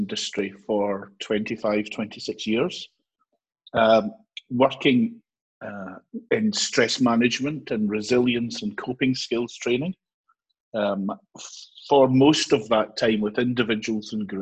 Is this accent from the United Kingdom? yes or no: yes; Glasgow, Scotland, United Kingdom; moved away as an adult; also born or lived in Ayrshire; now in Edinburgh, United Kingdom; I'm originally from Glasgow, spent a lot of my career in Ayrshire, and now I'm on the East Coast in Edinburgh